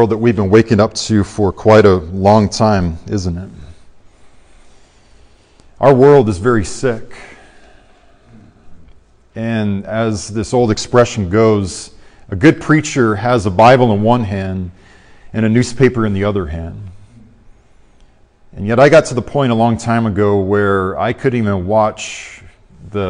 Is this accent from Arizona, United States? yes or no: yes; Arizona, United States; moved away; also born or lived in Orlando, Florida; I'm from Arizona, as you guys know. I lived in the Orlando area for many years